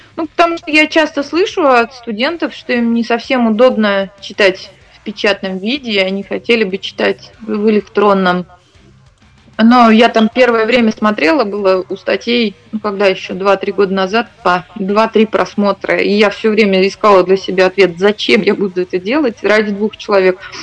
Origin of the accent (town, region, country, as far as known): Iglinsky District, Bashkortostan, Russia; born or raised there